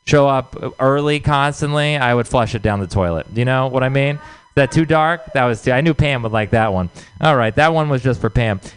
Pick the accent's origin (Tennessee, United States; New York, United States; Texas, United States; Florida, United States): Texas, United States; moved away; I'm from Texas